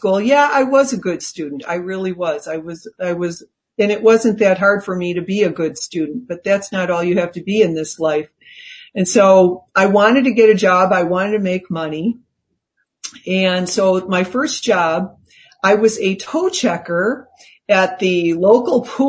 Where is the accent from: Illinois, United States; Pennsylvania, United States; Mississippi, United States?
Illinois, United States; Chicago; moved away as an adult; also born or lived in New York / Los Angeles; I came from Chicago and, I was the daughter of a school teacher and my mom was mostly a stay-at-home mom